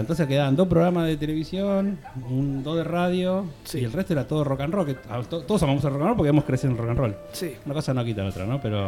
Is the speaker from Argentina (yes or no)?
yes; Florida, Buenos Aires Province, Argentina; now in Barcelona, Spain; hicimos dos shows en mi barrio, yo soy de Florida